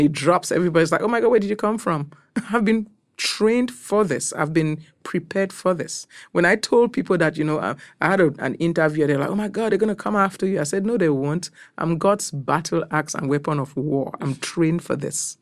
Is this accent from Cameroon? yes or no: yes; Cameroon; moved away as an adult; also born or lived in Nigeria; now in United States; I'm from Cameroon, West Africa. I've been in this country for close to about twenty-eight years